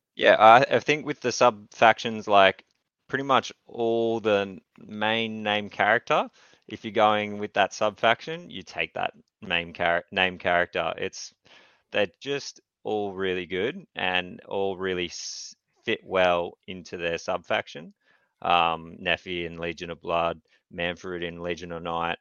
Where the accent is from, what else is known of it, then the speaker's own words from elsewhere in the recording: Newcastle, New South Wales, Australia; I'm from Newcastle, Australia